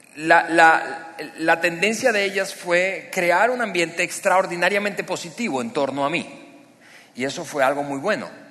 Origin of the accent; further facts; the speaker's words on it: Venezuela; moved away as an adult; now in Mexico; ambos somos, Eliana y yo somos venezolanos